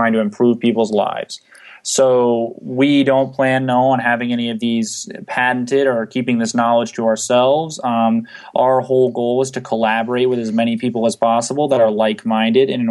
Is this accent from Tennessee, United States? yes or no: no; San Antonio, Texas, United States; moved away as an adult; now in Arizona, United States; I'm originally from San Antonio, Texas. I moved out to Arizona about 3.5 years ago to attend Arizona